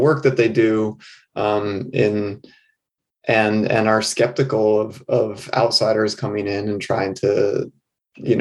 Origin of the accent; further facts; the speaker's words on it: New England, United States; born and raised in New England